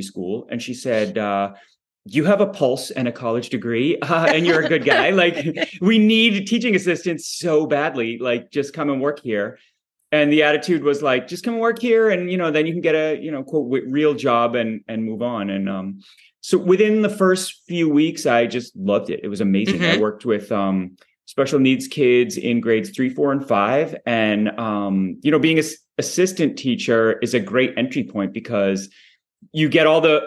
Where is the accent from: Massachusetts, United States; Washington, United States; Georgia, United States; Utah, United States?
Massachusetts, United States; Boston; am from Boston and I grew up in Boston